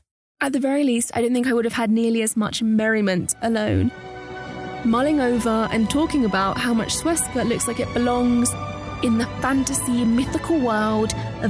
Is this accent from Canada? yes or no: no; London, United Kingdom; moved away as an adult; also born or lived in San Juan, Puerto Rico / Malaga, Spain / Coventry, United Kingdom; now in Bogota, Colombia; of all the countries I've lived in and all the cities I've visited, none have ever actually beaten my hometown. Bogota, the capital of Colombia, where I'm currently living, doesn't even come close.